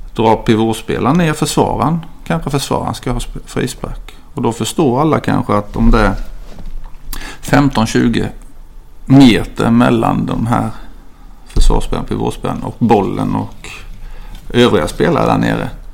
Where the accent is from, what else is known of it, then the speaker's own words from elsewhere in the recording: Ljungby, Kronoberg County, Sweden; moved away as an adult; also born or lived in Växjö; now in Tumba, Sweden; Jag kommer inte lika långt ner som till Skåne men väl till Småland. Så jag är mm. född och uppvuxen i Ljungby